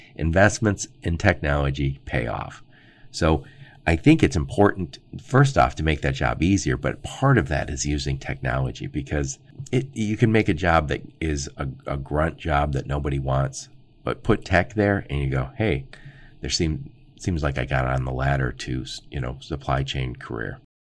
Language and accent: English; Dearborn, Michigan, United States; I grew up in Dearborn, Michigan, right outside Detroit.